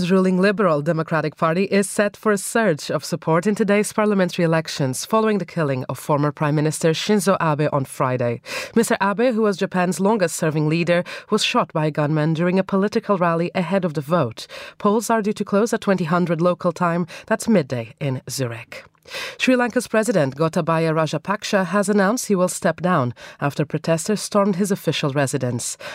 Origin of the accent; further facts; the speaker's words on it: Portugal; now in London, United Kingdom; my home country of Portugal